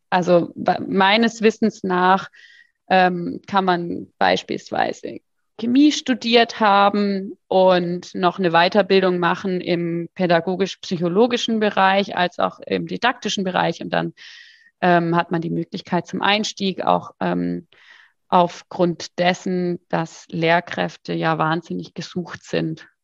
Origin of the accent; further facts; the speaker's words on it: Freiburg, Baden-Württemberg, Germany; ich komme ja aus Freiburg